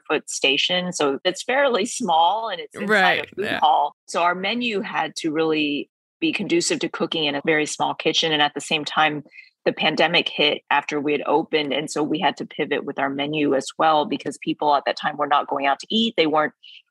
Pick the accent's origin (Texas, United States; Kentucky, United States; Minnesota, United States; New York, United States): Texas, United States; Vietnamese heritage growing up in Texas